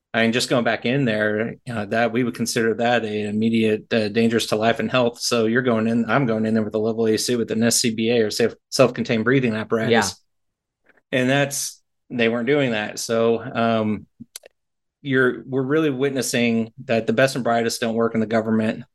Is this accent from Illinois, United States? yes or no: no; Texas, United States; I grew up in Texas, Tornado Alley